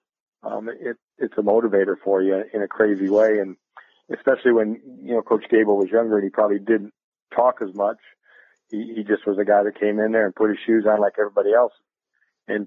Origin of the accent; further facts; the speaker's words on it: Iowa, United States; I grew up in Iowa